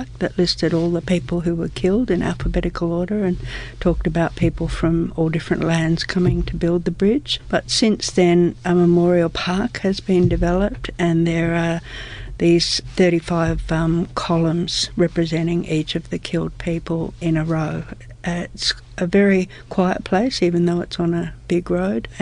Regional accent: Sydney, New South Wales, Australia; I grew up in Sydney, my dad was a boilermaker

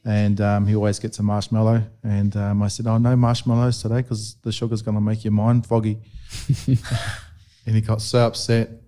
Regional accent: New Zealand; where I was a bit younger, growing up in New Zealand

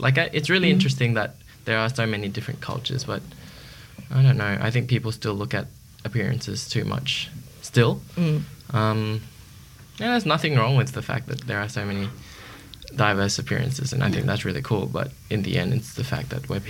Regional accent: Australia; also born or lived in Malaysia; But, yeah, I said I was from Australia, and then, you know, he was like, oh, you can speak Malay? And I'm like, oh, my parents are from Malaysia. I was born in Malaysia.

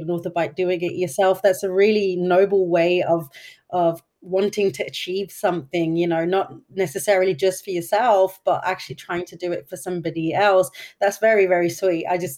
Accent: Denmark; I grew up here in Denmark as well

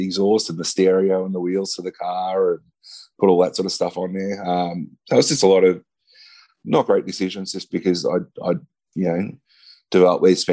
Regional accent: Ballarat, Victoria, Australia; I moved back down to my hometown in Ballarat

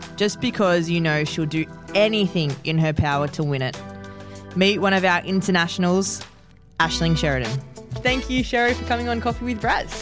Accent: New South Wales, Australia; moved away; I'm originally from New South Wales

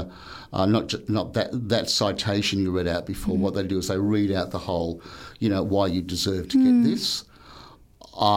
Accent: Newcastle, New South Wales, Australia; I come from Newcastle

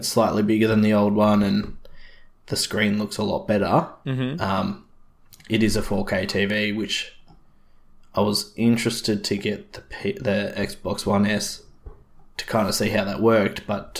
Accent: Australia; being an Australian, living in our country

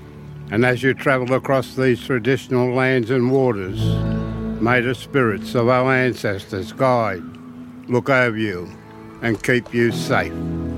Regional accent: Sydney, New South Wales, Australia; Gadigal Elder. Born and bred in Redfern.

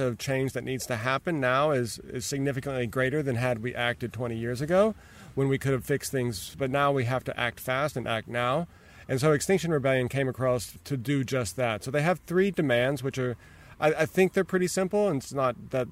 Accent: United States; now in Australia; as an American

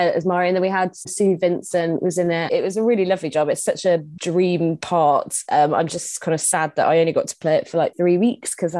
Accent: Scunthorpe, Yorkshire and the Humber, United Kingdom; moved away; So I'm from Scunthorpe originally.

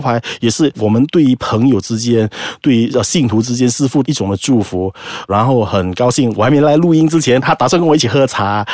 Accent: Malacca, Malaysia; 我来自马六甲

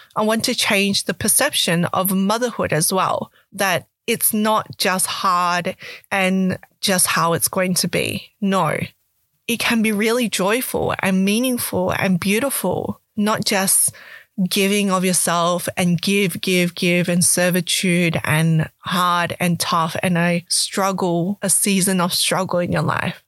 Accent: Perth, Western Australia, Australia; also born or lived in Canberra / Malaysia (ancestry); I was born in Canberra and moved to Perth, Western Australia at the age of five years old

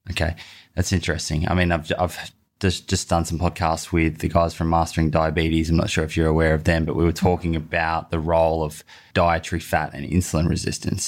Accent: Sydney, New South Wales, Australia; I'm from Sydney, so that's just down the road.

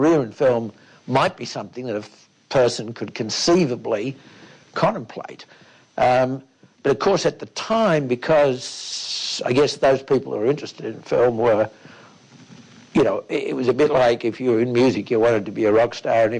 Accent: Melbourne, Victoria, Australia; I grew up here in Melbourne

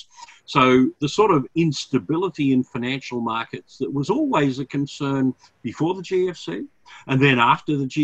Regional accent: Australia; as an Australian citizen

